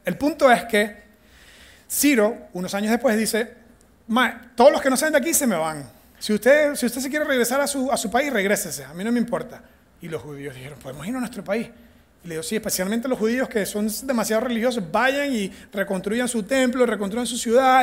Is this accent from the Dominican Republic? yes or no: no; Venezuela; first language Spanish; moved away as an adult; also born or lived in United States; now in Costa Rica; Yo soy de Venezuela y mi primer idioma es el español.